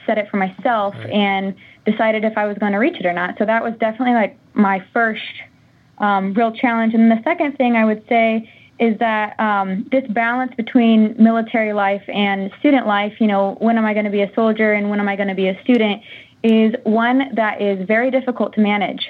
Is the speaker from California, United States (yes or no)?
no; Monticello, Indiana, United States; My hometown is Monticello, Indiana